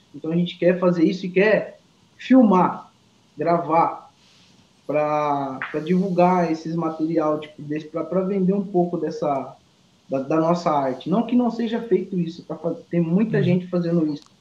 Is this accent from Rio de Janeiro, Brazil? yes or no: no; Alagoas, Brazil; moved away; also born or lived in interior of São Paulo; eu sou da, da, de Alagoas